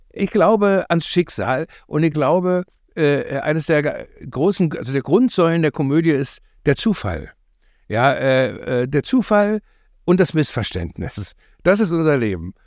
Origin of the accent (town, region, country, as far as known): East Germany, Germany